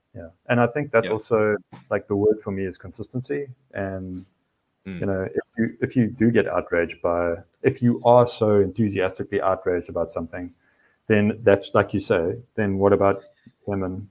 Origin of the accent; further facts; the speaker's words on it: South Africa; now in United States; as a South African in the States